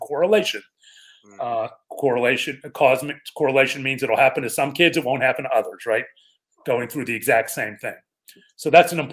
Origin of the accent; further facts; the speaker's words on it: Pittsburgh, Pennsylvania, United States; now in Dallas, United States; Born and raised in Pittsburgh, PA.